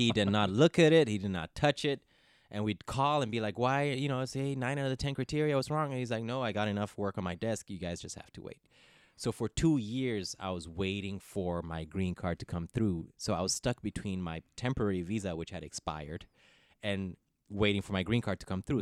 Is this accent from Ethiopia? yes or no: yes; Ethiopia; first language English; also born or lived in Netherlands; now in Los Angeles, United States; I speak Ethiopian. I'm Harek because I grew up in Ethiopia.